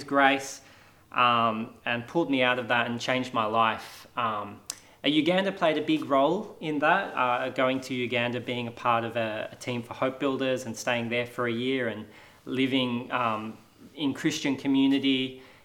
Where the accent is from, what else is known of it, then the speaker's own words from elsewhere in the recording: Australia; I grew up here in Australia